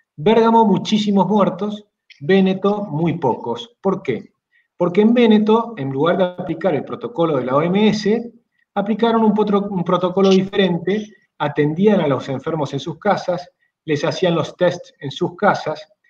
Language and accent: Spanish; Argentina